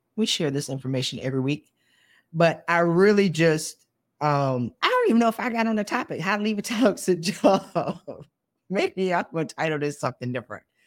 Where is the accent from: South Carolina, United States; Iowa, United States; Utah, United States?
South Carolina, United States; I went to South Carolina State. I'm from South Carolina.